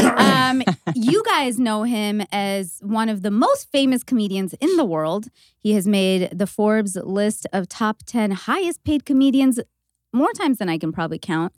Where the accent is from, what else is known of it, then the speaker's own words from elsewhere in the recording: Canada; being Canadian